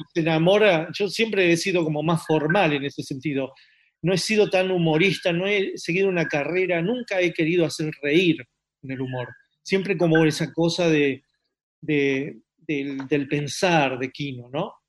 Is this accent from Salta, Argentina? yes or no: no; Buenos Aires, Argentina; also born or lived in San Isidro; yo nací en San Isidro, al año y medio mis padres eh, me trajeron a, una casa en, en, Boedo, es decir, mi infancia es Boedo